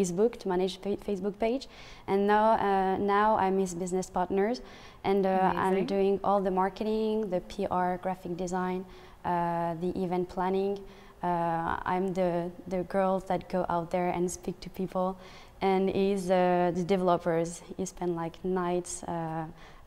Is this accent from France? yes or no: yes; France; moved away as an adult; now in Montreal, Canada; I come from France. I've been living in Montreal for 10 months.